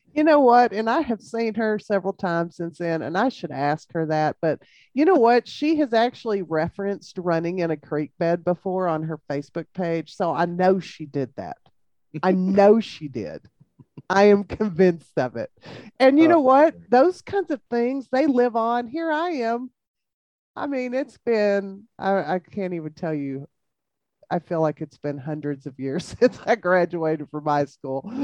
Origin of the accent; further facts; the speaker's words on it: Jayton, Texas, United States; I grew up in Jayton